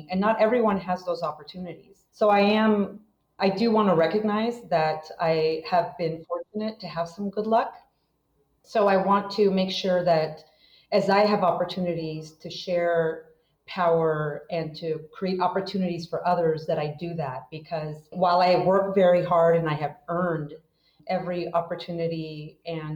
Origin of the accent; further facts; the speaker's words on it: rural Northern California, United States; also born or lived in Mexico / Guanajuato, Mexico; we grew up very poor in rural Northern California